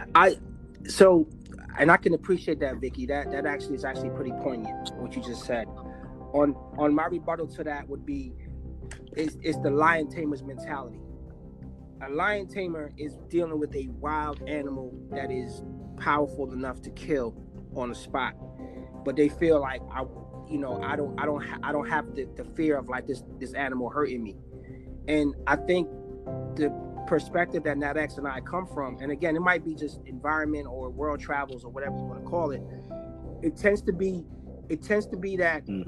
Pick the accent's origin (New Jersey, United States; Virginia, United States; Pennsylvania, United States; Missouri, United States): New Jersey, United States; I'm also from New Jersey, not originally, but I, I most of my, like I would say, seventy percent of my life, I grew up in New Jersey